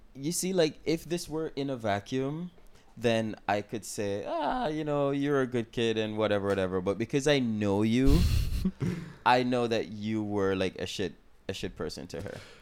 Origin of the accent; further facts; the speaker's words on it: Jamaica; I'm from Jamaica